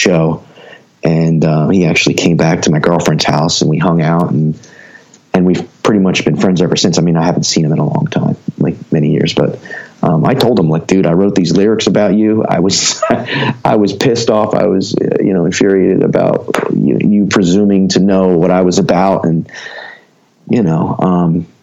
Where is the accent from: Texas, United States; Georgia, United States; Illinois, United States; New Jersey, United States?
New Jersey, United States; Ewing Township; also born or lived in Trenton, New Jersey / Lawrenceville, New Jersey; born in Trenton, and grew up in Ewing Township, which was just a suburb of Trenton